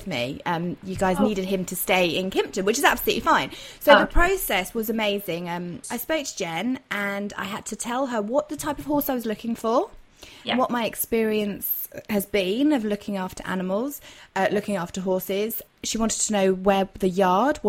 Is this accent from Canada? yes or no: no; Dorset, South West England, United Kingdom; moved away as an adult; I had to move back to my hometown in Dorset